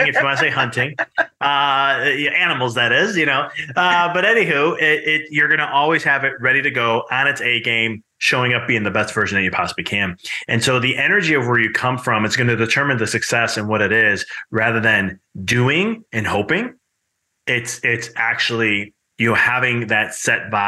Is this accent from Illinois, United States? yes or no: yes; Chicago, Illinois, United States; moved away; I'm originally from Chicago